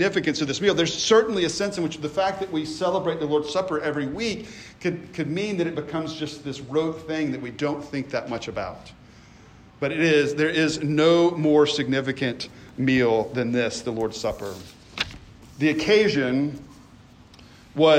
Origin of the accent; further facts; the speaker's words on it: Memphis, Tennessee, United States; moved away; also born or lived in the Carolinas; I grew up in the South. I grew up in Memphis.